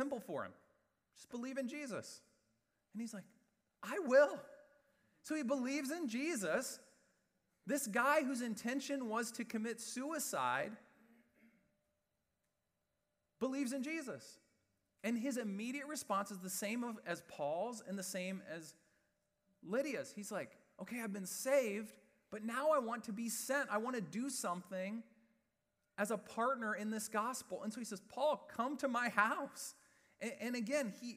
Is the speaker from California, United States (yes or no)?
no; West Lafayette, Indiana, United States; I grew up in West Lafayette, Indiana